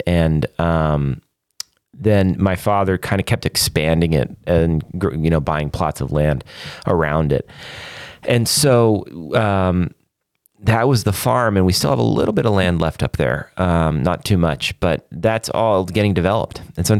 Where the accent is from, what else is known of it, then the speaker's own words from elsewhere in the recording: Canada; accent: Canadian; My Canadian accent is